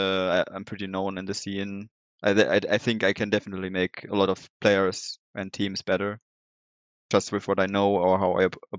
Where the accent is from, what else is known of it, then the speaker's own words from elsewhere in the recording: Germany; accent: German; English is a second language; Yeah, and you can hear my German accent, I think, pretty...